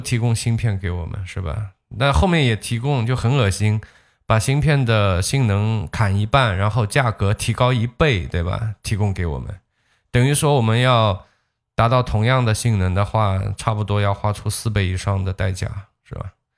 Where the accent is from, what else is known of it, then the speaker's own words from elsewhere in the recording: China; 当然最终我作为一个中国人